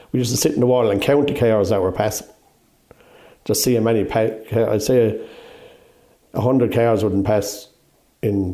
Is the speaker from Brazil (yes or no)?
no; Clonmel, Tipperary, Ireland; I'm from the centre of the town, down near Oakville Shopping Centre there